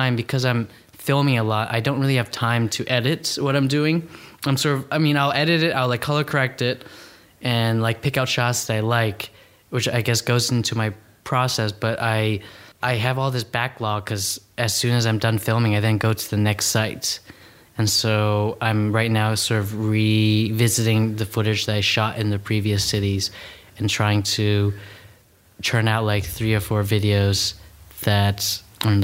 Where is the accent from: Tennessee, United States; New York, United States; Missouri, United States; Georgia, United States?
New York, United States; New York City; I grew up in New York City